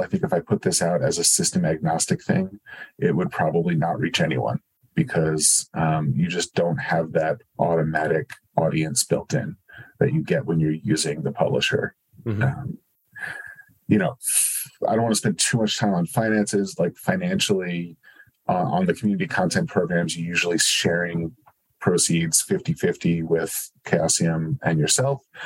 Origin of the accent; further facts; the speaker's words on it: New Jersey, United States; I grew up in New Jersey